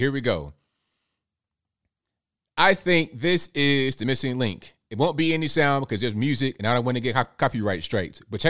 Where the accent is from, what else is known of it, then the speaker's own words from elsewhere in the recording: Virginia, United States; We're both from Virginia.